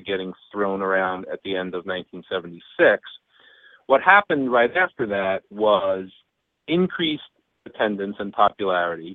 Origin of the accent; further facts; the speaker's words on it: Long Island, New York, United States; also born or lived in Brooklyn, New York; now in Cooperstown, United States; I was born in Brooklyn, raised in Long Island